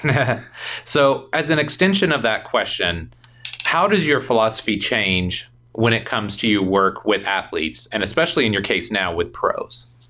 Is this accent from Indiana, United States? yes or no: yes; Indiana, United States; I came from Indiana